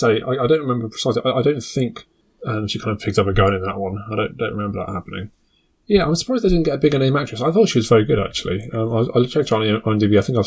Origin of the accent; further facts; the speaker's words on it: United Kingdom; Maybe it's because I'm British.